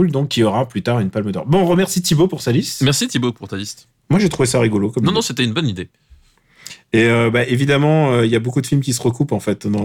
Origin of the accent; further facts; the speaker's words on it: Normandy, France; c'est tout ce que je suis Normand, mec. Ah bon mais j'ai passé euh, une grande partie de mon enfance en Normandie.